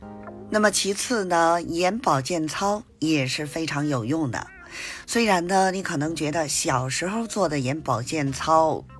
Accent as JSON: {"language": "Chinese", "region": "Beijing", "country": "China", "said": "，咱们下期节目再见"}